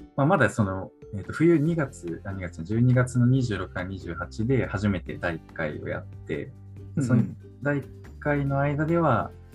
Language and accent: Japanese; Niigata, Japan; moved away as an adult; also born or lived in Tokyo; now in Saijo, Japan; 新潟出身なんで新潟のスキー場とかある山奥の妙高とかに連れてかれて